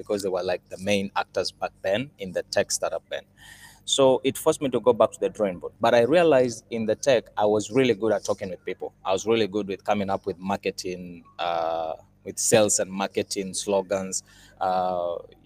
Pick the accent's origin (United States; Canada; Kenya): Kenya; I'm from Kenya, born and raised in Kenya